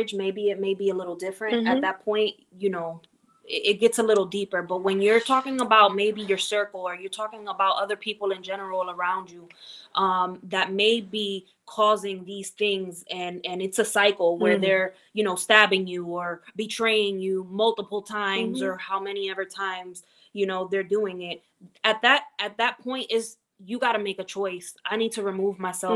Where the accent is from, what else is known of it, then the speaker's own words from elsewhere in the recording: West New York, New Jersey, United States; from West New York, New Jersey, my hometown